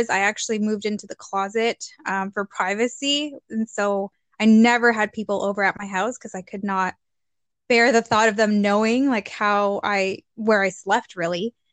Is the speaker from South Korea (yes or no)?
no; Mexico; now in Canada; my parents were super supportive in, of education and us getting a better future. That's why we moved to Canada from Mexico.